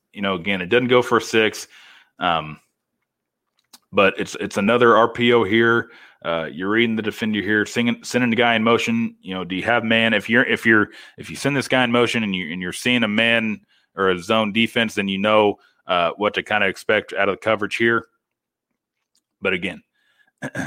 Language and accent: English; Missouri, United States; now in Orange County, United States; my home state of Missouri